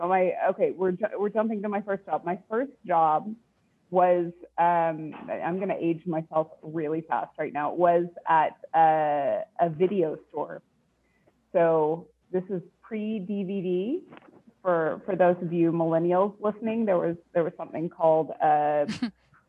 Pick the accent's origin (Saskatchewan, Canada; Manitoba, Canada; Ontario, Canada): Manitoba, Canada; Winnipeg; I was born in Winnipeg, Manitoba.